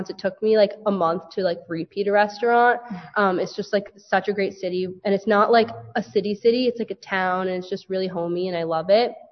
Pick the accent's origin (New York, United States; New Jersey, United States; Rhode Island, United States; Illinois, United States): New Jersey, United States; Woodcliff Lake; I'm from Woodcliff Lake, New Jersey.